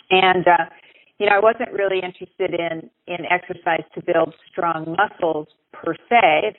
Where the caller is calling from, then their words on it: Monterey, California, United States; I'm actually calling from the Monterey area in California.